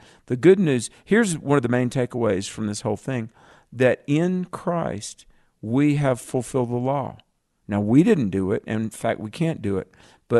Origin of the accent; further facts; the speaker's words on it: North Carolina, United States; My home state.